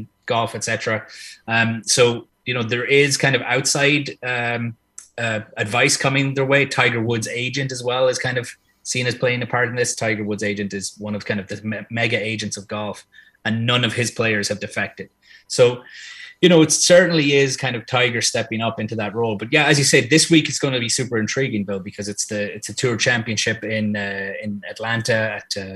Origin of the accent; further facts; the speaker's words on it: Ireland; I'm Irish born and bred